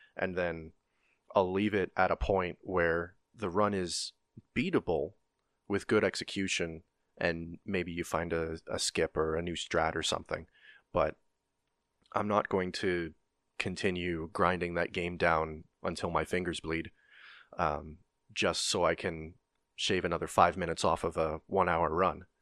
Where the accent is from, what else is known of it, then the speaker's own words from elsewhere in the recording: Canada; I'm Canadian